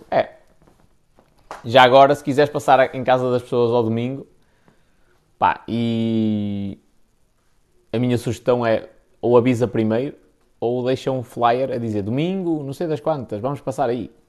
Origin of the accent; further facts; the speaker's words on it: Baltar, Porto District, Portugal; Sou de Baltar, mais, mas mais dois meses e mudo-me para aí.